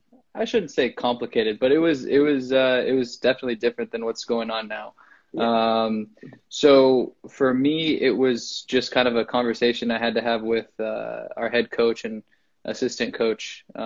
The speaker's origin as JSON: {"language": "English", "town": "Evergreen", "country": "United States", "tie": "born or raised there", "said": "Yeah, I grew up closer to Valley than St. Francis, but I grew up in Evergreen."}